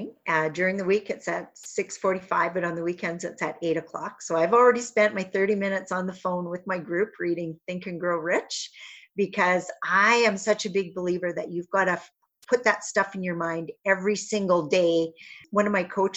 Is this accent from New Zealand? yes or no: no; Northern Saskatchewan, Canada; I'm from Northern Saskatchewan, but not that far north.